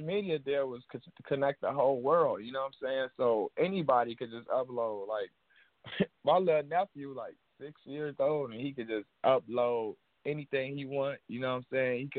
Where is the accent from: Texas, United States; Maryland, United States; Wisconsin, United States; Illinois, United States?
Illinois, United States; Chicago; I'm from Chicago